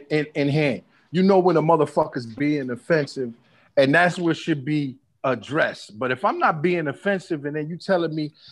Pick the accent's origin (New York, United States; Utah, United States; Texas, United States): New York, United States; New York City; now in Miami, United States; I'm an orphan from Brooklyn, New York